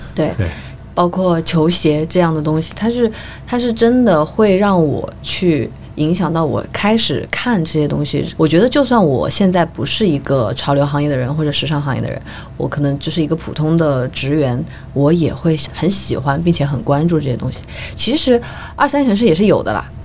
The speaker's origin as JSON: {"language": "Chinese", "town": "Changsha", "region": "Hunan", "country": "China", "moved": "yes", "lives_now": "Shanghai, China", "said": "本身我是长沙人嘛"}